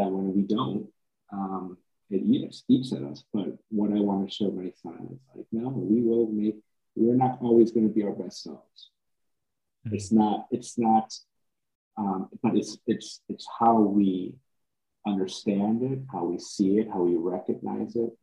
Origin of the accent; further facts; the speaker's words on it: Chicago, Illinois, United States; as a son of immigrants when I was born up in Chicago